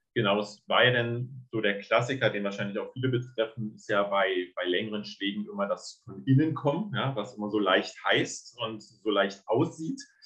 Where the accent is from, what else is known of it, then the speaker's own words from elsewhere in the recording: Berlin, Germany; ich äh, komme aus Berlin